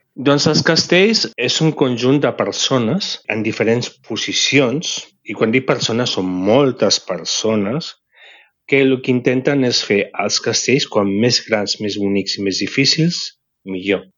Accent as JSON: {"language": "Catalan", "town": "Barcelona", "region": "Catalonia", "country": "Spain", "tie": "born or raised there", "said": "sóc de Barcelona i de la barriada de Sants. Uh mhm. -huh. M'he criat aquí tota la vida"}